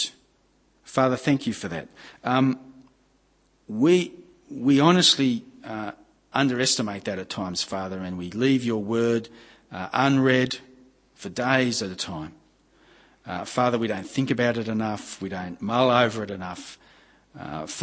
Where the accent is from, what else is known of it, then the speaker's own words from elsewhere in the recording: Gosford, New South Wales, Australia; I grew up at Gosford on the Central Coast